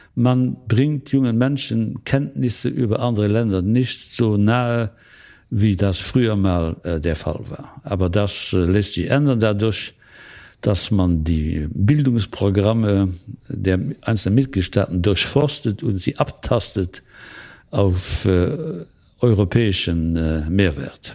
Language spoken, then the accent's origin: German; Luxembourg; als Luxemburger